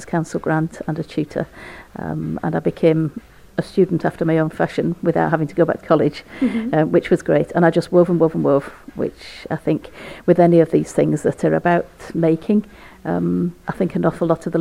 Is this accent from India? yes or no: no; Yorkshire and the Humber, United Kingdom; now in Orkney, United Kingdom; grew up in West Yorkshire, which is very much a textile area